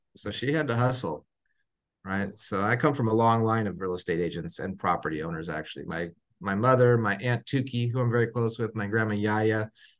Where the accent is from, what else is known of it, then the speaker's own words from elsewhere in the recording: Monrovia, California, United States; also born or lived in Long Beach / Sierra Madre; Then spent the most of my, you know, from 5 to 18 in a town right next to it called Monrovia. So okay. 10 minutes east of Pasadena.